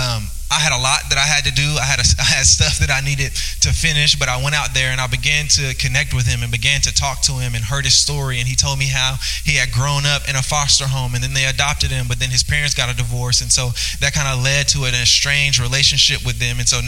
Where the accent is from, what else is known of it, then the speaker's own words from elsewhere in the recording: Louisiana, United States; now in Northwest Arkansas, United States; I'm from Louisiana